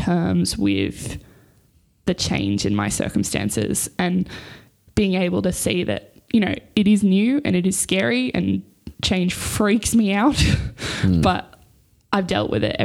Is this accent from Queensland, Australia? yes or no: no; Newcastle, New South Wales, Australia; now in Sydney, Australia; I grew up in Newcastle with my family